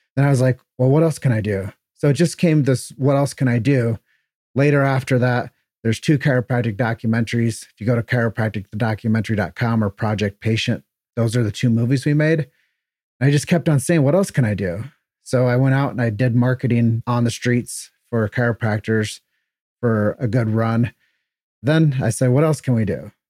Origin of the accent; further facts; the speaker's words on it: Davenport, Iowa, United States; moved away as an adult; also born or lived in Chicago; Grew up in Davenport, Iowa. Uh, it's where I was, thirty years of my life was spent